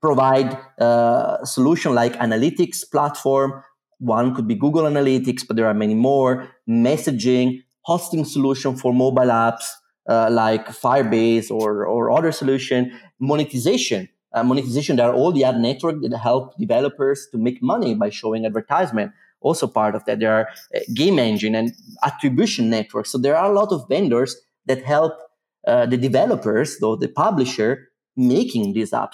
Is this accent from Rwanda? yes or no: no; Italy; moved away as an adult; now in Zurich, Switzerland; Originally, I'm from Italy